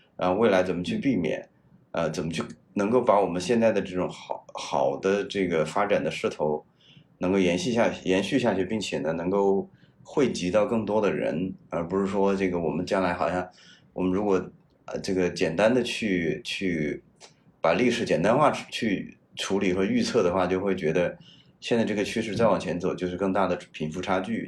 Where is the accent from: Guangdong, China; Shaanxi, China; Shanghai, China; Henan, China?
Henan, China; moved away; also born or lived in United States; 我是河南人